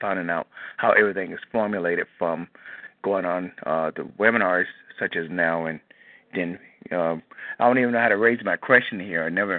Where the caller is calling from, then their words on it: Moreno Valley, California, United States; I'm calling you from California